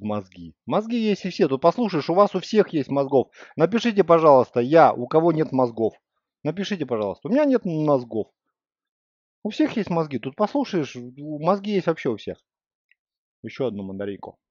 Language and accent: Russian; Russia; я из России